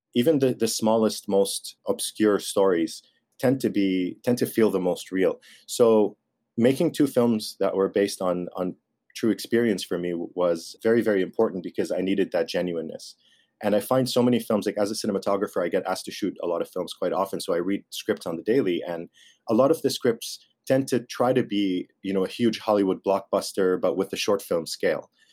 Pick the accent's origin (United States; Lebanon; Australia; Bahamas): Lebanon; I grew up in Lebanon